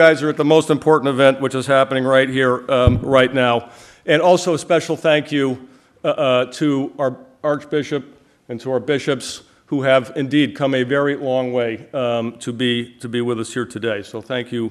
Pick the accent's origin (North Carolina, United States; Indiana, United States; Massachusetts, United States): Massachusetts, United States; Wayland; I grew up in Wayland, Massachusetts, not too far from here.